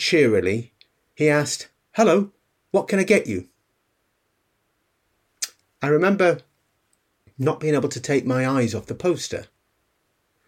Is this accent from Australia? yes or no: no; Yorkshire and the Humber, United Kingdom; moved away as an adult; I'm from Yorkshire